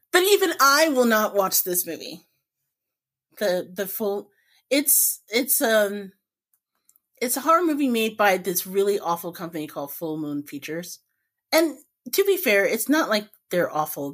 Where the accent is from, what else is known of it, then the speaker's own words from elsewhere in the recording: Indianapolis, Indiana, United States; growing up in Indiana